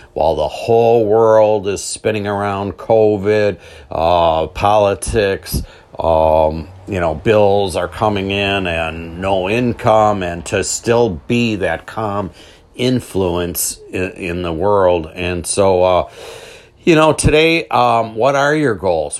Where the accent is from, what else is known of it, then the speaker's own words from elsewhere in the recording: Milwaukee, Wisconsin, United States; I'm from Milwaukee